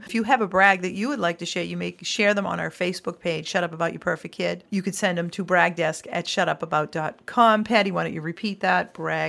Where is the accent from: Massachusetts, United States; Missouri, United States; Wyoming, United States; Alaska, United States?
Massachusetts, United States; We're from Massachusetts.